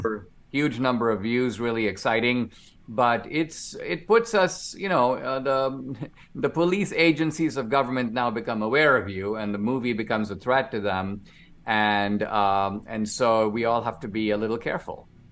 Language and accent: English; India; now in United States; I'm an immigrant. I grew up in India